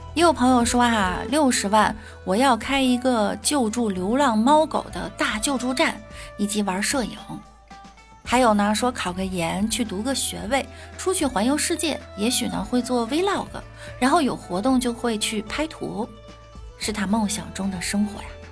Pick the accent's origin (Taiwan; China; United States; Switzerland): China; Beijing; 我们北京人